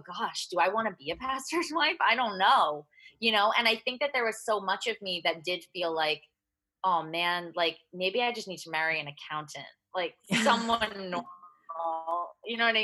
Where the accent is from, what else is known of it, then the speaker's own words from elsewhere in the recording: New Jersey, United States; I grew up in New Jersey